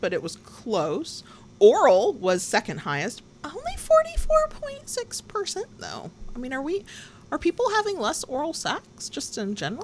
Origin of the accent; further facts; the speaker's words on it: the Bible Belt, United States; I was raised in the Bible Belt